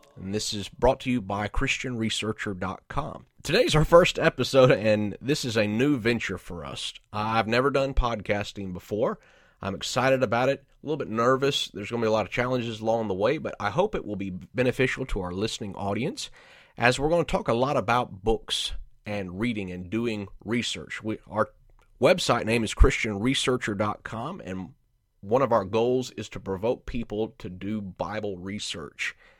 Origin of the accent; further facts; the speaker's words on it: Georgia, United States; moved away as an adult; also born or lived in Arlington, Texas / McAlester, Oklahoma; now in Indianapolis, United States; I grew up in Georgia